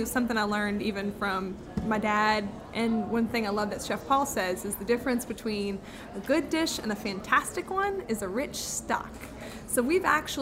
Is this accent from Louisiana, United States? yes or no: yes; New Orleans, Louisiana, United States; I grew up in New Orleans.